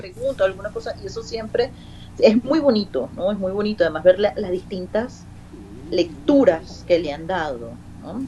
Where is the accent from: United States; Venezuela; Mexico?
Venezuela; now in Spain; yo soy una venezolana del siglo XXI, de una generación específica que habla de una manera y que viene a España donde hablan de otra